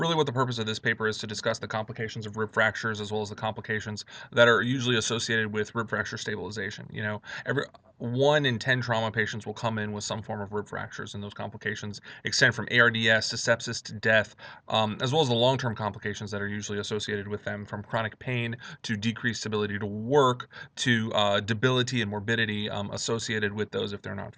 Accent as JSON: {"language": "English", "town": "Miami", "region": "Florida", "country": "United States", "also_born_or_lived": "New Orleans, Louisiana", "moved": "as an adult", "lives_now": "Chicago, United States", "said": "I am originally from Miami, Florida"}